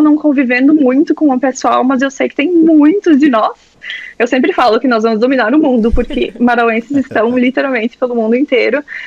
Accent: Brazil; moved away as an adult; now in Sydney, Australia; por ser do Brasil ou por, enfim, por não, não falar inglês como minha primeira língua

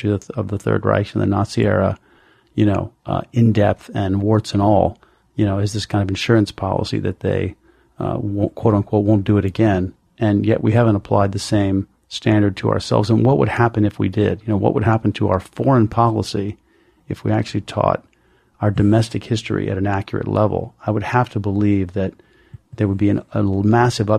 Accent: North Carolina, United States; moved away; I was that suburban kid in North Carolina. I grew up in the South

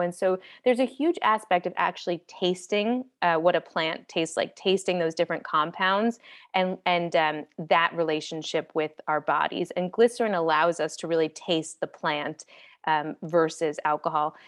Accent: East Coast, United States; moved away as an adult; now in Los Angeles, United States; I'm from the East Coast and I was living there, and I moved to Los Angeles

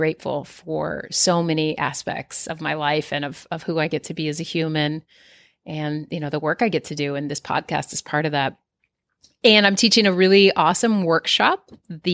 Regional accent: East Coast, United States; now in Southern California, United States; where I grew up on the East Coast

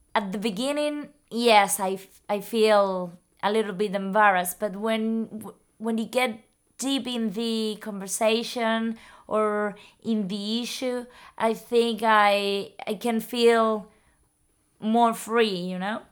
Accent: Tenerife, Canary Islands, Spain; English is a second language; I learned English at, mm, school in Tenerife.

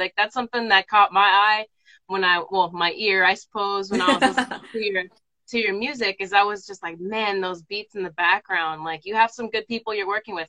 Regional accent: South San Francisco, California, United States; I'm from South San Francisco, born and raised.

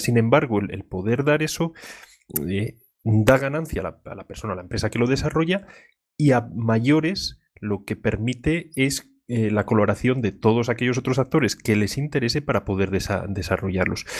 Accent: León, Castile and León, Spain; soy de León

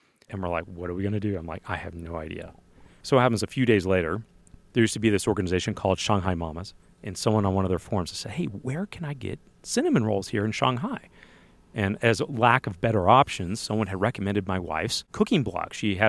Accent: Illinois, United States; now in Utah, United States

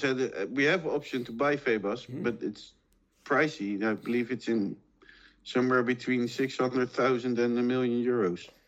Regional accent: Málaga, Andalusia, Spain; I'm born in Malaga, I'm from Malaga, and I grew up with with Malaga

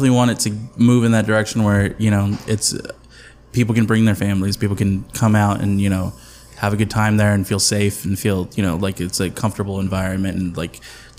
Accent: Mexico City, Mexico; And I'm second generation Mexican American. I was from Mexico, that's what I'm talking about. No, so you know, like I, you know, like all my family, most of my family's in Mexico City

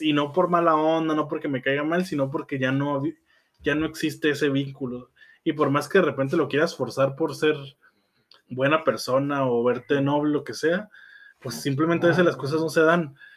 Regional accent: Tijuana, Baja California, Mexico; born or raised there

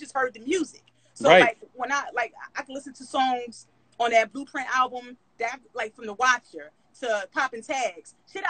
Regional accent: Philadelphia, Pennsylvania, United States; I'm Black, I'm from Philly, and I'm a rapper.

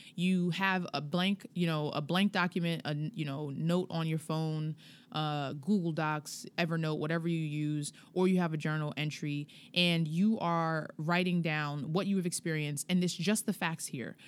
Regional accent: Hempstead, New York, United States; I'm from Hempstead

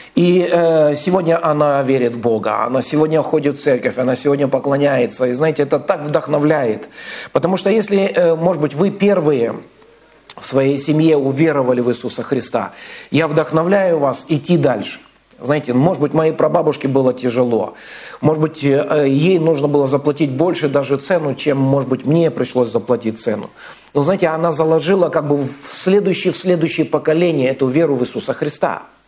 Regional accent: Kazakhstan; now in Vladivostok, Russia; я сам родился в Казахстане, вырос там, вот, и в 98 году мы переехали

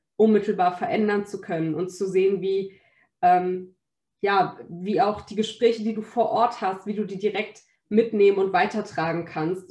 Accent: Berlin, Germany; Berlin ist auf jeden Fall sehr multikulturell, Berlin ist bunt. Da, wo ich aufgewachsen bin, da, wo ich jetzt kandidiere

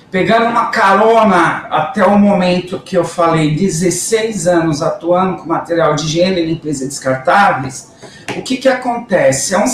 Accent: Guarulhos, São Paulo, Brazil; por algo que eu nunca tinha feito por Guarulhos, minha cidade natal.

